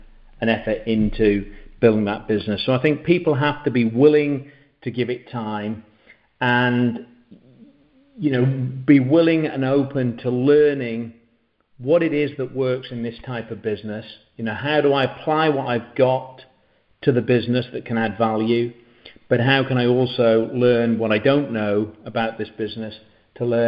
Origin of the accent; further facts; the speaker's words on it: England, United Kingdom; moved away as an adult; now in Uruguay; I'm from England. I'm from the UK, and we've been over here now for 7 years